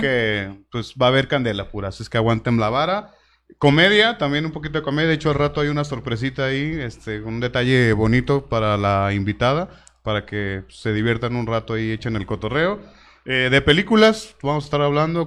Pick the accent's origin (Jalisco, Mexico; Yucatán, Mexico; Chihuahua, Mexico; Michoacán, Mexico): Jalisco, Mexico; Tlaquepaque; soy originario de Tlaquepaque, Jalisco